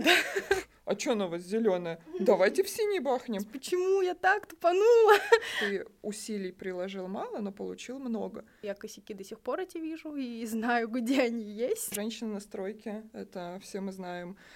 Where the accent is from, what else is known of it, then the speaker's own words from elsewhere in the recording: Crimea, Ukraine; Я училась э, в Крыму, я крымчанка, э, по образованию архитектор-проектировщик